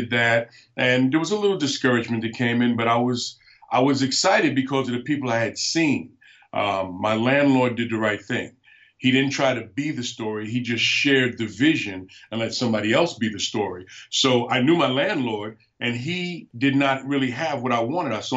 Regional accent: New York City, New York, United States; moved away as an adult; also born or lived in Alaska; I was born and raised in New York City, so I'm not an Alaskan

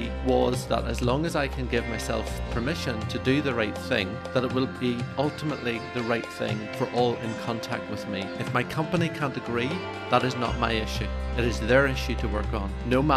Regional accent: Northern Ireland, United Kingdom; for me growing up in Northern Ireland

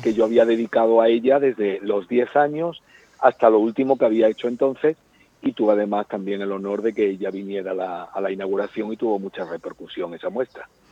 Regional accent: Málaga, Andalusia, Spain; moved away as an adult; also born or lived in Antequera; now in Madrid, Spain; hasta los seis años viví en Madrid, porque mi padre trabajaba en el aeropuerto de Barajas, entonces cuando mis padres se casaron, pues se trasladaron a, vivir a Madrid. Pero los primeros seis años en Madrid, pero luego nos volvimos a Málaga

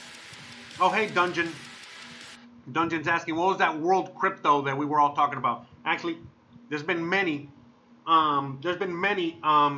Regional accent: United States; I'm American

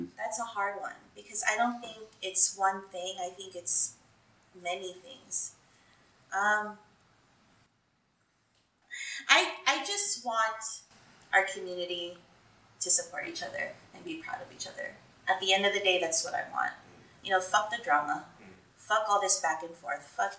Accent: California, United States; More than 75% of my school was Filipino. So being a Filipino in the Bay Area was natural, where I didn't have to try hard to be something because I had so much support around me.

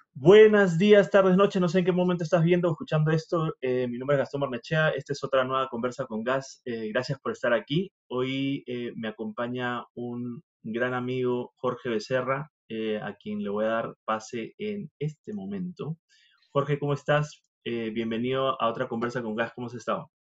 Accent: Peru; moved away; yo vengo de Perú

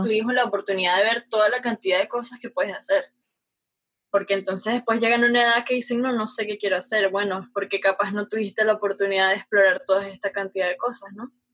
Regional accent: Caracas, Capital District, Venezuela; yo nací en Venezuela, Caracas, Venezuela, no tenía muchos lujos

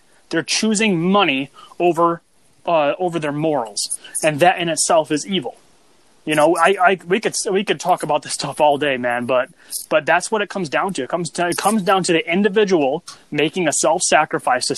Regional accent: United States; I'm an American

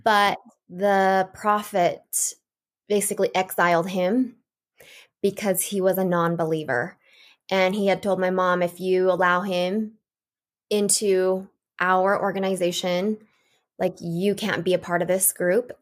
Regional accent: Portland, Oregon, United States; I was born in Portland, Oregon. I was the fifth of six children, and I had a really normal childhood up until the age of seven

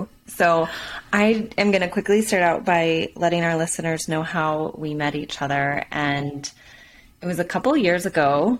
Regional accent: Utah, United States; And you were from Utah and I was from Utah.

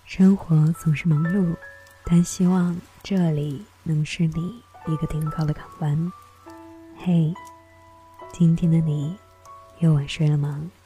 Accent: Chengdu, Sichuan, China; 我来自于成都

